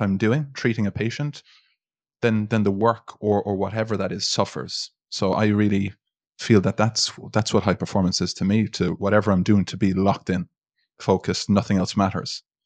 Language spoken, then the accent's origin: English; Ireland; we're Irish